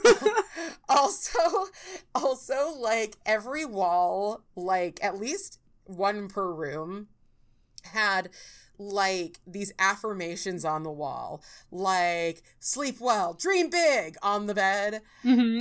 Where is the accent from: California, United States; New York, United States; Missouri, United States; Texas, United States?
California, United States; I'm like from California